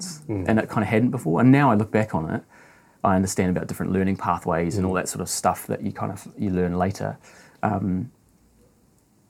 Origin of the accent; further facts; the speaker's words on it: North Island, Taranaki, New Zealand; moved away; also born or lived in Dunedin, New Zealand; I'm from the North Island in New Zealand, a place called Taranaki